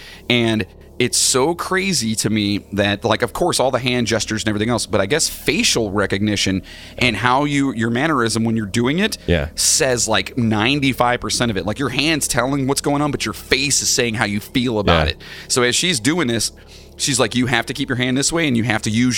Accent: Minnesota, United States; Oh, yeah, well, we're from Minnesota, yeah. Don't you know? It's very thick.

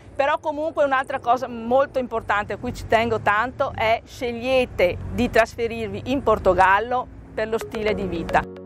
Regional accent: Treviso, Veneto, Italy; accent: Venetian; moved away as an adult; now in Faro, Portugal; Come potete sentire dal mio accento, sono veneta, precisamente della, dalla bellissima città di Treviso

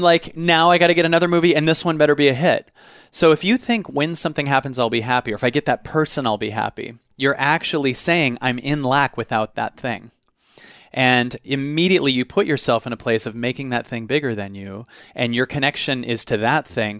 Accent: Seattle, Washington, United States; In Seattle. I grew up in Seattle.

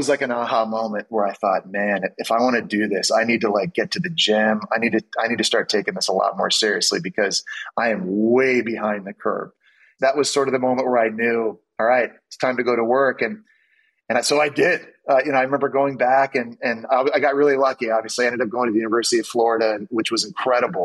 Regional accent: Canada; moved away as an adult; also born or lived in Ottawa / Montreal / New York City; growing up in Canada

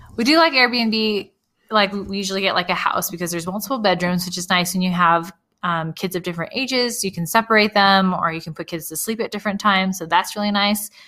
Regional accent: California, United States; I grew up in California

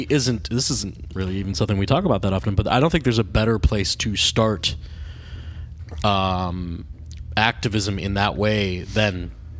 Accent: Chicago, Illinois, United States; growing up in Chicago.

